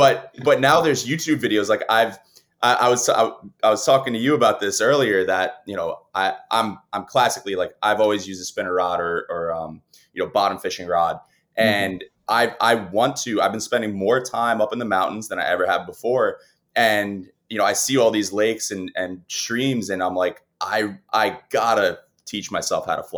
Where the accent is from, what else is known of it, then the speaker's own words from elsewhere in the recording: the Northeast, Great South Bay, New York, United States; I grew up here in the Northeast, and really like my family taught me, we would take the boat out on, you know, in the Great South Bay in New York, and we would go bottom fishing.